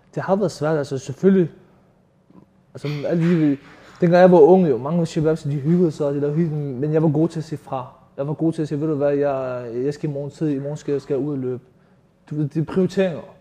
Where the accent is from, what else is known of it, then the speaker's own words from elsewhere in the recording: Copenhagen, Capital Region of Denmark, Denmark; jeg er født og opvokset i Nordvest